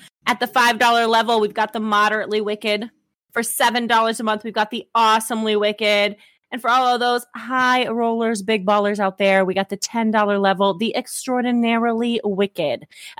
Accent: the South, United States; accent: Southern; Like my real Southern accent, like the one that I use when I talk to Southern people.

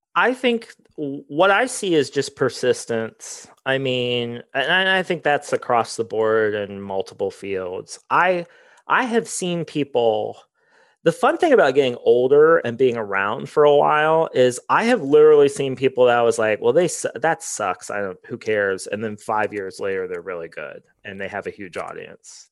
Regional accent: Circleville, Ohio, United States; I grew up in Circleville, like, forty minutes

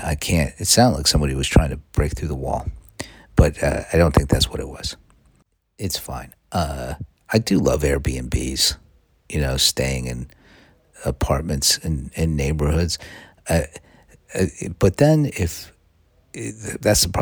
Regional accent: United States; I'm an American.

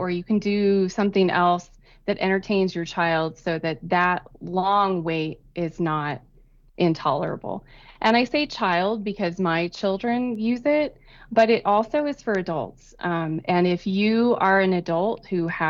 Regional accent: Kansas, United States; born or raised there

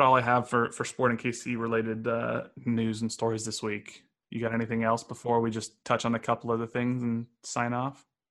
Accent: Los Angeles, California, United States; moved away as an adult; now in Kansas City, United States; I grew up in L

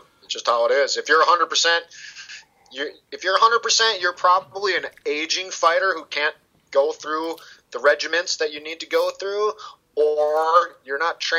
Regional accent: United States; also born or lived in South Florida; of course I'm an American.

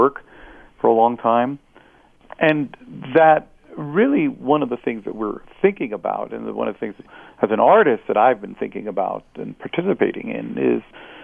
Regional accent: United States; English is a second language; I immigrated to the United States at 6 years old

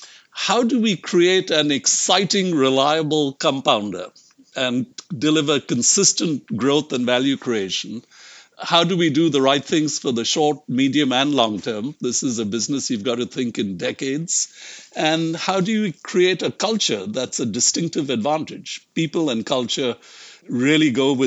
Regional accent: India; moved away as an adult; also born or lived in United States; I grew up in India and actually left India when I was 25.

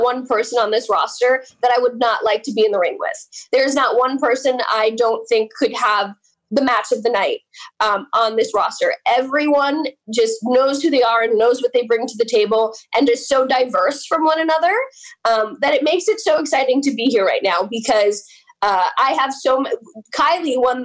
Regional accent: Oak Ridge, New Jersey, United States; That is where I grew up. Vernon is 25 minutes from where I grew up

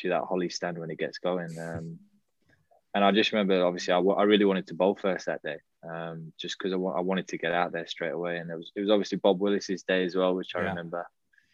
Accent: Manchester, North West England, United Kingdom; also born or lived in Birmingham; So I was born in Birmingham, but I moved up to Manchester quite young with some of my family.

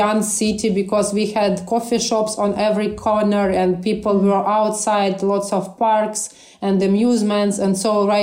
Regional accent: Kharkiv, Kharkiv Oblast, Ukraine; it's my hometown. I went to school here and to the university

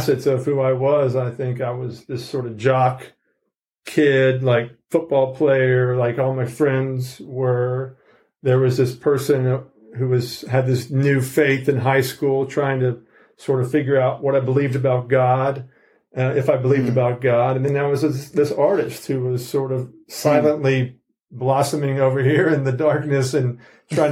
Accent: Georgia, United States; moved away as an adult; also born or lived in New York; I come from Georgia

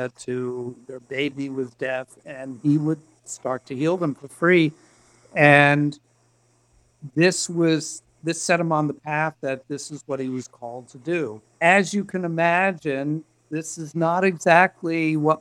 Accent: Miami, Florida, United States; I grew up in Miami

